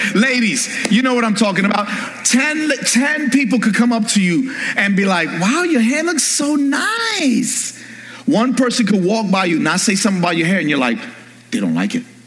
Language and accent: English; New York, United States; I'm from New York.